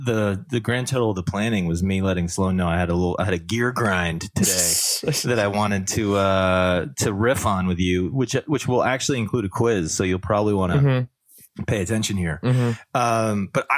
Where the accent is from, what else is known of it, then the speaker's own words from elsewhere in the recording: Canada; As a Canadian, I can tell you that.